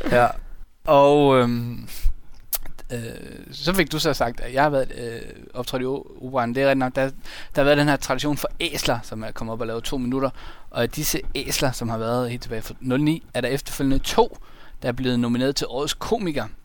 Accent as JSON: {"language": "Danish", "town": "Hobro", "region": "North Denmark Region", "country": "Denmark", "tie": "born or raised there", "said": "jeg er født i Hobro"}